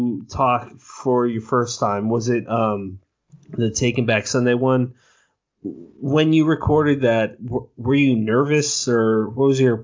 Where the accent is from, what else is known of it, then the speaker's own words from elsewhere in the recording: Ireland; We're both Irish from the same area. They named places that we grew up in.